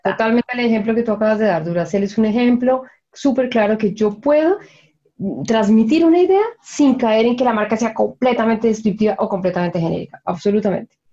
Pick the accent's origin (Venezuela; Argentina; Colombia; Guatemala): Colombia; moved away as an adult; now in Chile; yo me acuerdo de niña en Colombia